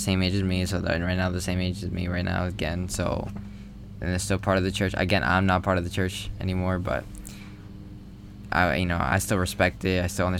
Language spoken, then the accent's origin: English; Puerto Rico; born there; luckily I didn't grow up in the Caribbean, like Puerto Rico. I'm born there, but I didn't grow up there.